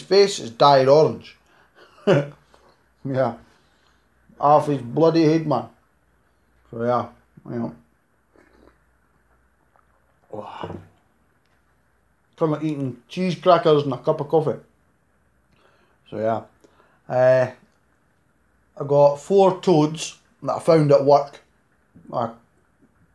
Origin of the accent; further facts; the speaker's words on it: Scotland, United Kingdom; accent: Scottish; Live in Scotland